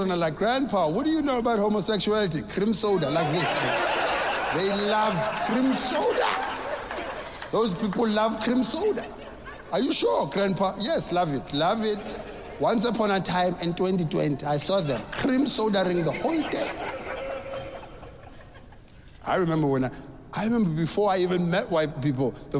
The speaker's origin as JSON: {"language": "English", "country": "South Africa", "tie": "born or raised there", "said": "I grew up in South Africa"}